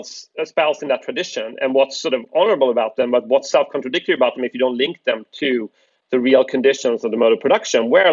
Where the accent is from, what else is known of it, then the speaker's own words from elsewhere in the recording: Sweden; I grew up in Sweden